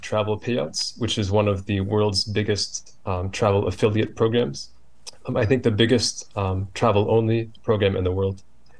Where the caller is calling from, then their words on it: Virginia, United States; I'm in Northern Virginia, outside D.C.